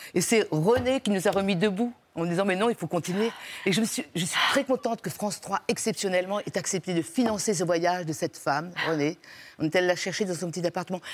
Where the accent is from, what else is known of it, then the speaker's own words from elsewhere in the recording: Réunion; moved away; mon village sur les pentes du volcan